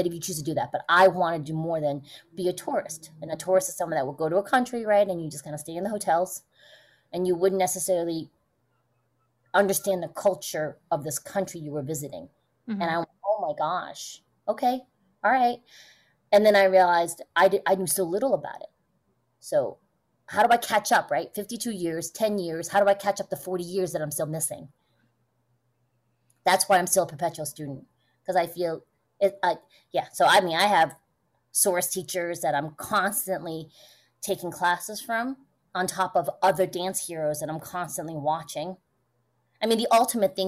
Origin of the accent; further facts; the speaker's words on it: United States; growing up in the States